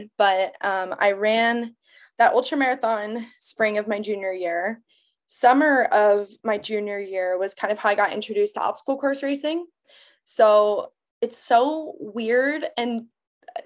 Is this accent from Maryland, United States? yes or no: no; Phoenix, Arizona, United States; also born or lived in Tucson, Arizona; I'm from Arizona. I'm from Phoenix. I went to school in Tucson